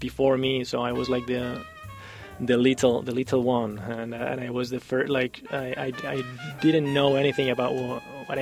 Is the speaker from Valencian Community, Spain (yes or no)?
no; Madrid, Community of Madrid, Spain; now in Bay Area, United States; I was born in Spain. I lived in Madrid.